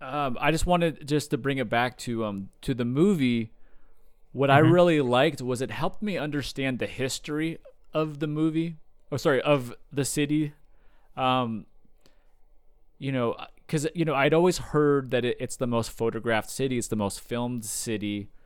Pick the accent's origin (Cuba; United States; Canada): United States; San Fernando Valley, California; also born or lived in Hollywood; I was born I was born in Hollywood, actually. I was born in Hollywood Presbyterian Hospital in 1981. But I grew up in the San Fernando Valley.